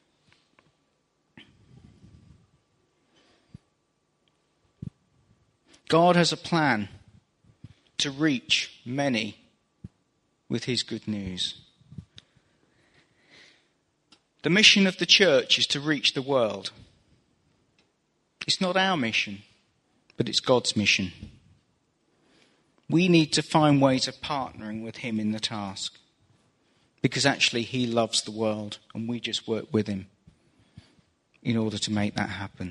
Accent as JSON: {"language": "English", "region": "England", "country": "United Kingdom", "said": "As an Englishman"}